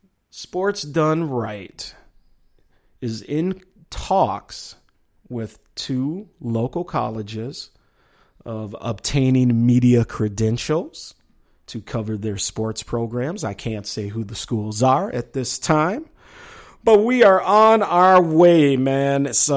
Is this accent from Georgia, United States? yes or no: no; Minneapolis, Minnesota, United States; born or raised there